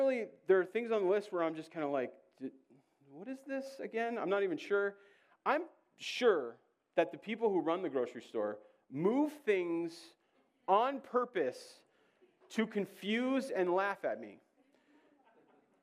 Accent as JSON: {"language": "English", "region": "Georgia", "country": "United States", "said": "I'm from Georgia"}